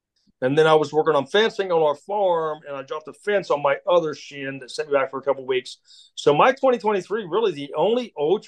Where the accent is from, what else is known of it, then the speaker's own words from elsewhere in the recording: Pennsylvania, United States; grew up. So my first year running ultras, I came across it. It ran through my hometown. And I did it, and I found it's like a three. It's got three sections, but at the end of the day, it's 50-miler in West Central Pennsylvania.